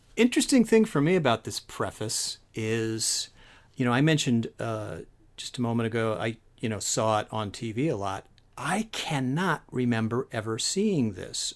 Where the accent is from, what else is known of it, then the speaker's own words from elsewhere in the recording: San Francisco Bay Area, California, United States; I grew up in the San Francisco Bay Area